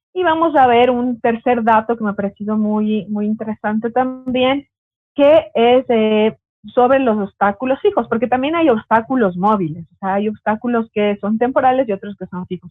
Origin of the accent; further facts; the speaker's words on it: Quito, Pichincha, Ecuador; also born or lived in Ambato; soy de Quito porque me habían puesto ahí en el, en el Facebook que soy ambateña, pero soy de Quito